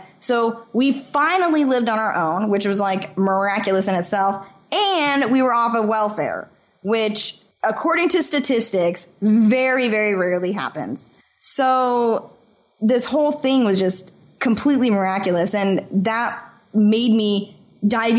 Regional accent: Idaho, United States; moved away; also born or lived in California; I'm born and raised in Idaho.

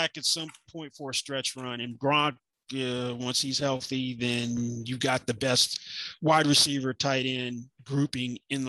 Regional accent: Nashville, Tennessee, United States; And I'm from Nashville saying that.

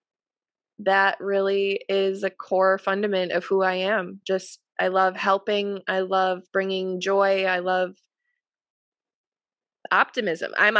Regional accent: Wisconsin, United States; I'm from Wisconsin, and we are the drinking capital of this country

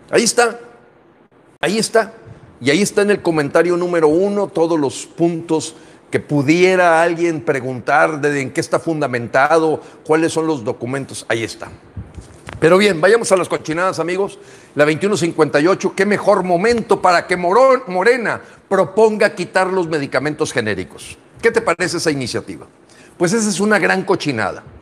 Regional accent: Mexico; presenté para decir como mexicano, hay que ver lo que hacen los más exitosos, las mejores prácticas del mundo.

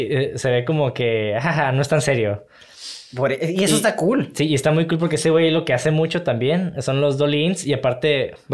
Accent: Mexico; Como mexicano, siempre cuando.

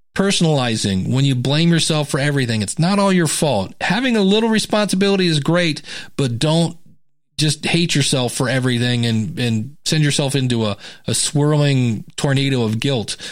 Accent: United States; I'm an American.

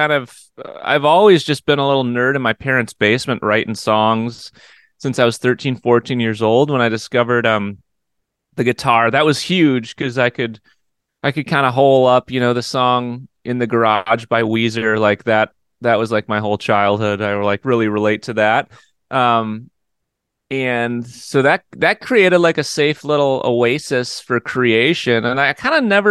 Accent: New Berlin, Wisconsin, United States; also born or lived in Eau Claire, Wisconsin; I grew up on the outskirts of Milwaukee in a suburb called New Berlin

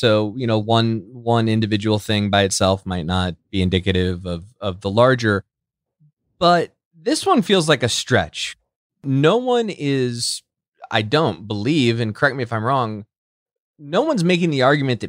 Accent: Illinois, United States; Adam, Brent and I grew up in Central Illinois

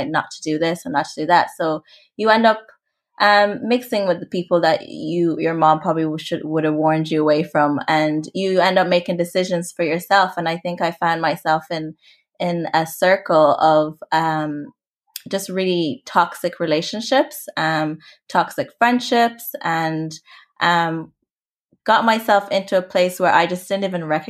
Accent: Limerick, Munster, Ireland; also born or lived in Rwanda; I'm originally from Rwanda. So my family are from there and we migrated. So I migrated to Ireland, and I grew up in a really small town called Limerick

